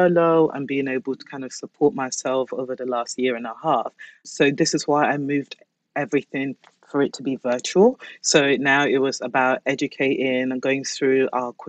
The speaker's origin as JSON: {"language": "English", "town": "Basildon", "region": "East of England", "country": "United Kingdom", "tie": "born or raised there", "also_born_or_lived": "London"}